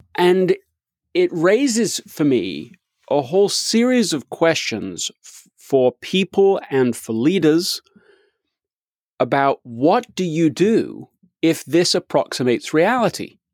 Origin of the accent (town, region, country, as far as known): England, United Kingdom; moved away as an adult; now in United States